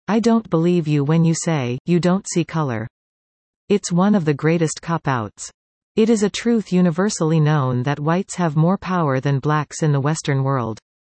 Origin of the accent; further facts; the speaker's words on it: Dominican Republic; moved away; I come from the Dominican Republic